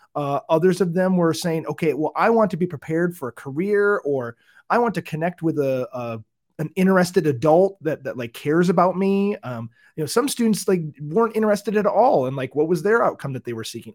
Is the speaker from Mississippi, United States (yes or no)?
no; Michigan, United States; moved away; I'm from Michigan, uh, originally